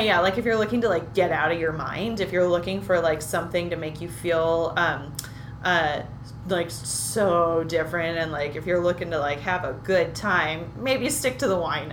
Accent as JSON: {"language": "English", "town": "Berkeley", "region": "California", "country": "United States", "tie": "born or raised there", "said": "I grew up right near Berkeley, Berkeley, California"}